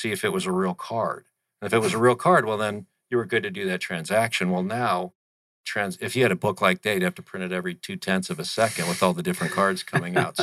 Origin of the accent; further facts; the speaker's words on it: Tempe, Arizona, United States; also born or lived in Kansas / Colorado / Las Vegas, Nevada / Newport Beach, California; I was raised in Tempe, went to Curry, Conley, and McClintock, so I'm a Tempe boy.